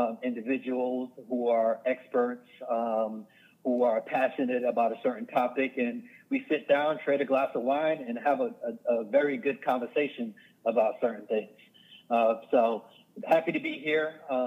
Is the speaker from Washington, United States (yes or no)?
no; Hollywood, Florida, United States; also born or lived in Overtown; I was born in Overtown, but I was raised in Hollywood, Florida, South Broward.